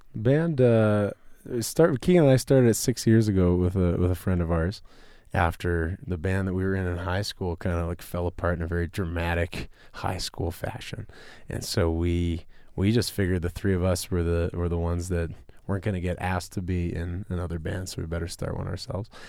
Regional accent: Winnipeg, Manitoba, Canada; we're from Winnipeg

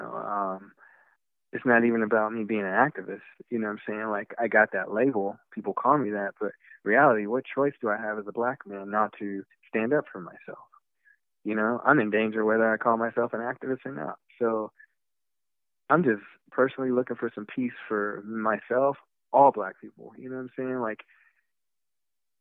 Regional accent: Texas, United States; I'm from Texas, from the South

